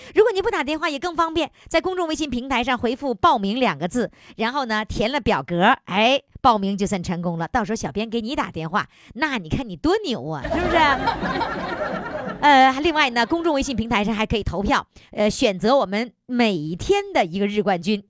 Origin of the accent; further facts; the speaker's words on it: Northeast China, China; 用我们东北话说